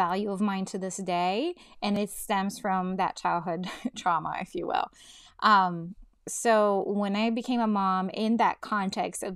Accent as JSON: {"language": "English", "country": "Brazil", "tie": "born or raised there", "moved": "yes", "said": "I was born in Brazil, and both my parents worked outside the home"}